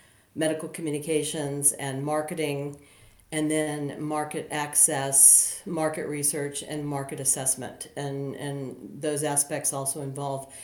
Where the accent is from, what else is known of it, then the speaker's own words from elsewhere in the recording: United States; moved away as an adult; an American coming over here some 20 years ago